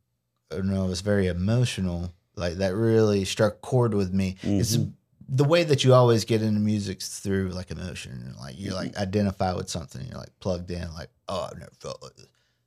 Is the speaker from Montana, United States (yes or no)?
no; Waycross, Georgia, United States; Like growing up in Waycross